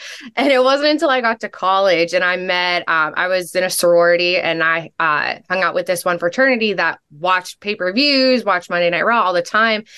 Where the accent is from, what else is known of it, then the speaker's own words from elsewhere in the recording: Pittsburgh, Pennsylvania, United States; also born or lived in North Carolina; I am from Pittsburgh